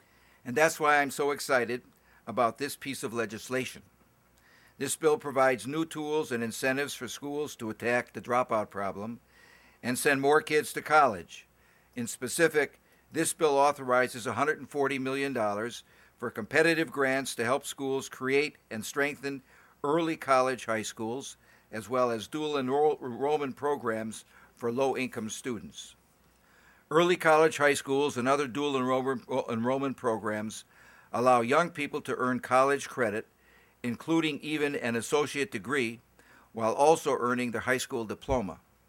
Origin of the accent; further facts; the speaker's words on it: Wisconsin, United States; For example, in my home state of Wisconsin, we have a relatively high graduation rate